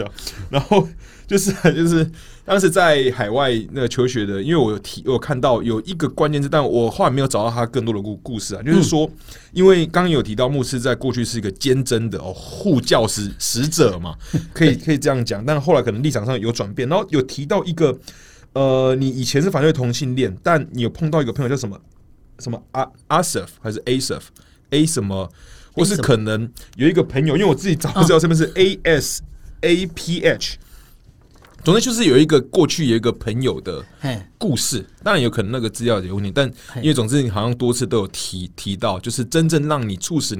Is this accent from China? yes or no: no; Kaohsiung, Taiwan; 因为我自己我是从高雄上来的，偏偏南部，就比较喜欢